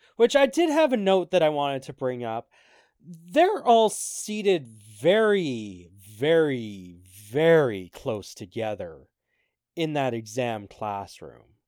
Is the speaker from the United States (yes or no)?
no; Canada; Even as a Canadian